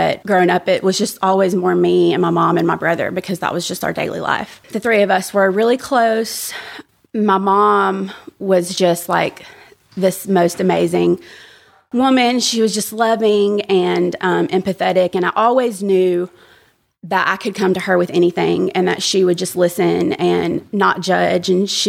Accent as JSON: {"language": "English", "town": "Birmingham", "region": "Alabama", "country": "United States", "tie": "born or raised there", "said": "So I was born and raised in Birmingham, but I didn't have, I guess, what I would think of as a typical like Bible Belt upbringing."}